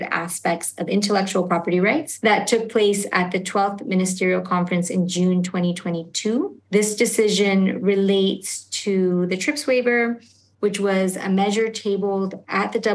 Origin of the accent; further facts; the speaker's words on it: Canada; also born or lived in Argentina; my family itself immigrated to Canada when I was quite young